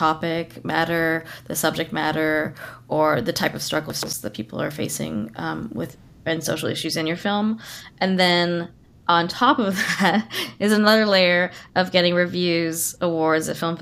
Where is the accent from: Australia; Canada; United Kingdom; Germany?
Canada; Kitimat, British Columbia; I was raised in Kitimat